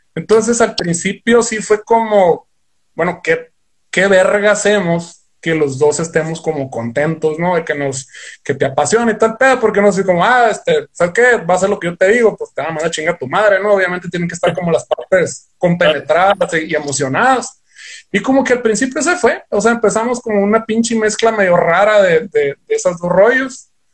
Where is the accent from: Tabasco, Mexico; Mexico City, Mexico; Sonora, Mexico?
Sonora, Mexico; Ciudad Obregón; nosotros somos aquí de Ciudad Obregón, Sonora, pero sí somos sonorenses